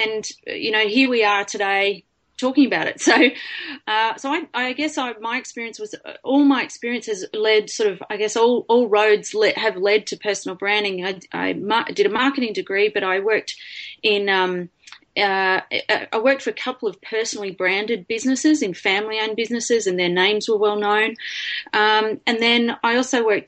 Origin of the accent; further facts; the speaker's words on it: Lismore, New South Wales, Australia; I grew up in Lismore in New South Wales